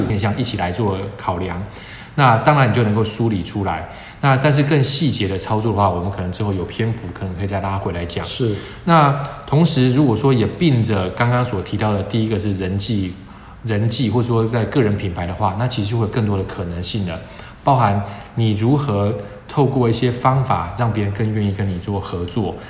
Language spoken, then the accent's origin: Chinese; Taiwan; 我相信可能会是大部分台湾的学生的痛。我们从很小就开始学这件事情了